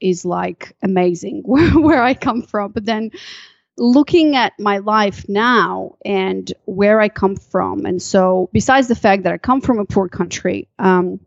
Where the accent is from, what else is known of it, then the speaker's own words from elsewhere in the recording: Chisinau, Moldova; moved away; also born or lived in Malaysia; I'm from a country called Moldova